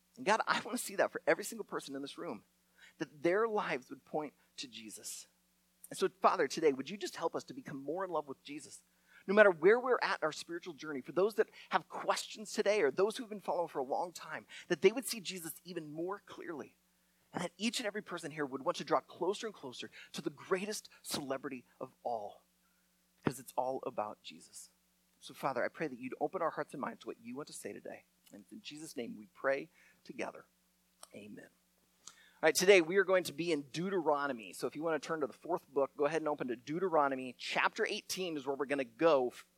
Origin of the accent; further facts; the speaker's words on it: Iowa, United States; I'm from Iowa